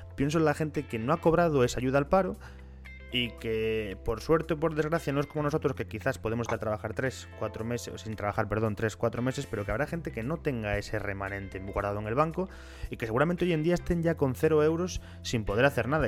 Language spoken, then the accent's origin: Spanish; Ponferrada, Castile and León, Spain; nosotros que somos de Ponferrada